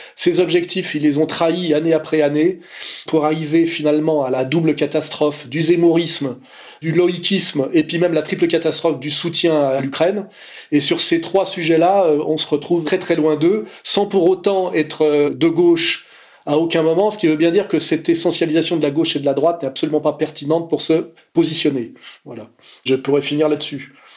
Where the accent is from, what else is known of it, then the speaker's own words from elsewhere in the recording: France; on est français